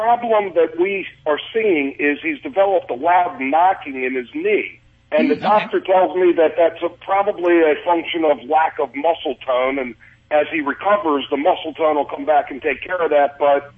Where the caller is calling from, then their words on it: Baltimore, Maryland, United States; Baltimore, Maryland, actually.